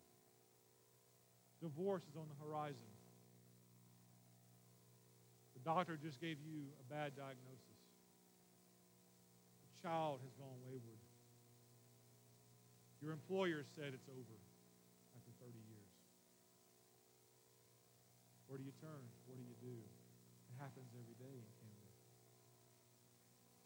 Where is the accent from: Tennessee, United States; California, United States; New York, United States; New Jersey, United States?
Tennessee, United States; Memphis; I'm from Memphis